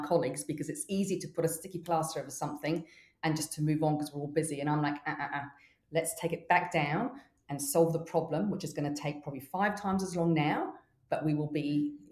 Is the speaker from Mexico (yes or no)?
yes; Mexico; now in New Zealand; I grew up in Mexico